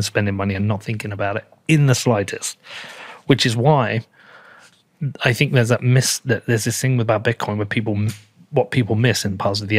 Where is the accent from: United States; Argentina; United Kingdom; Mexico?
United Kingdom; I'm British.